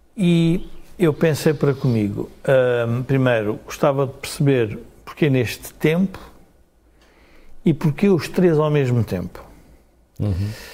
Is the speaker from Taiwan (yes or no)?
no; Portugal